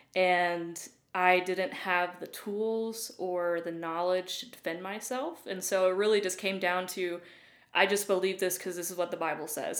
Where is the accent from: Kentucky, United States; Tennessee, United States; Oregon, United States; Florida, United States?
Tennessee, United States; Loudon; moved away as an adult; also born or lived in Illinois / Dayton, Tennessee / Atlanta; now in Brentwood, United States; Loudoun, Tennessee is where I grew up